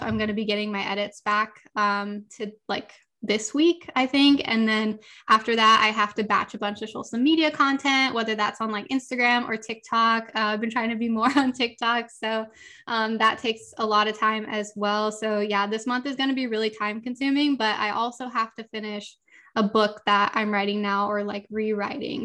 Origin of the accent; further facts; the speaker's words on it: Los Angeles, California, United States; I grew up, I was born and raised in Southern California, Los Angeles, never left here